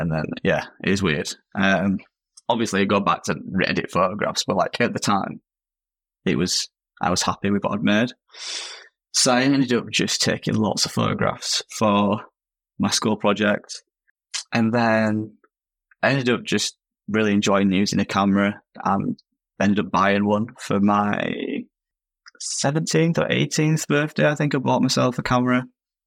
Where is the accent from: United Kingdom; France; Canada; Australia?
United Kingdom; Leeds, Yorkshire and the Humber; I'm from Leeds in the UK